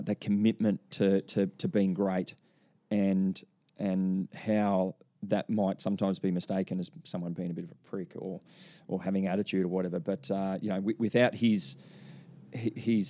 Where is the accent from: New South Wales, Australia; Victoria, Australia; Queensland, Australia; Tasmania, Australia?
New South Wales, Australia; Byron Bay; I grew up in Byron Bay